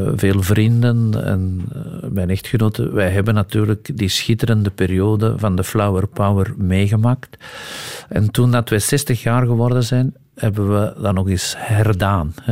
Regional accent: Antwerp, Flanders, Belgium; also born or lived in Hesbaye; ik ben een echte Antwerpenaar

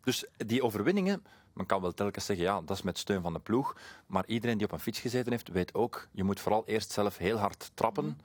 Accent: Flemings, Flanders, Belgium; voor ons als Vlamingen

